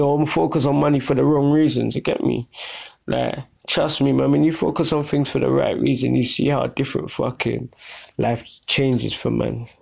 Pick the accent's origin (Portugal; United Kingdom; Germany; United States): United Kingdom; London; now in Southend, United Kingdom; I grew up in Brixton in the 70s. 80s, 90s